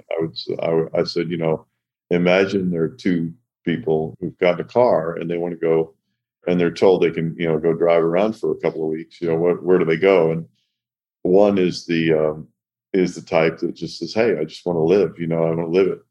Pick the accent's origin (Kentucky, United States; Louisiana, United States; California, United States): Kentucky, United States; Owensboro; I grew up in Owensboro, Kentucky.